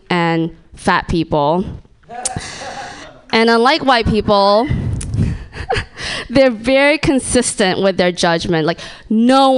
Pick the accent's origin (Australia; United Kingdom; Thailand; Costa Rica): Thailand; now in United States; I'm from Thailand